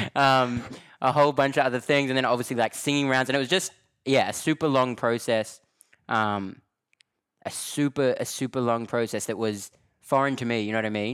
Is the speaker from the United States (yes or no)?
no; Australia; accent: Australian; moved away as an adult; now in London, United Kingdom; I'm from Australia, you know what I mean? And, like, I moved to London early twenty sixteen, never been to Europe in my life.